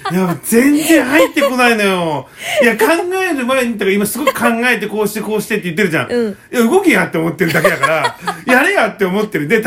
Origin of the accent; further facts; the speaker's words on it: Kyushu, Japan; now in Nagoya, Japan; 九州育ちなのくせに今、うん、なんか名古屋にいるから